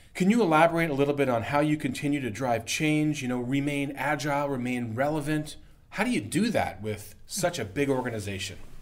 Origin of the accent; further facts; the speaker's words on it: Canada; as a Canadian